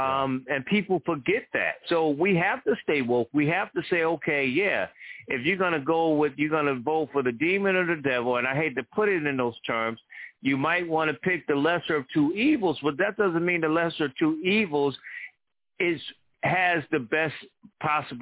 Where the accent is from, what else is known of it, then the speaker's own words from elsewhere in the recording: New Haven, Connecticut, United States; my hometown of New Haven